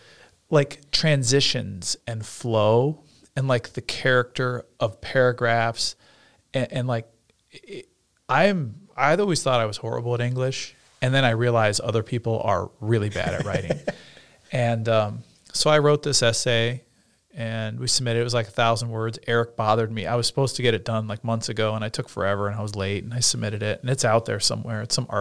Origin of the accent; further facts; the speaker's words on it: Nebraska, United States; So I'm from Nebraska.